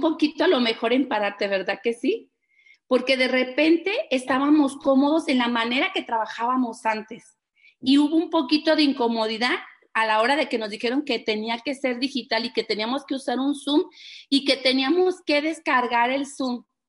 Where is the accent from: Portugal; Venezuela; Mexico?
Mexico; Guadalajara, Jalisco; somos de aquí de Guadalajara